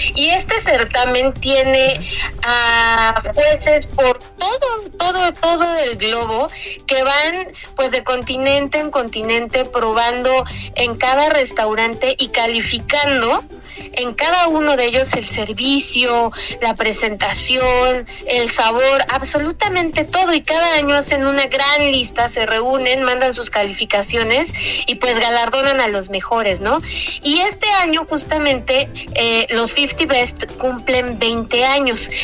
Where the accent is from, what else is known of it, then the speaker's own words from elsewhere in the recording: Mexico; como mexicanos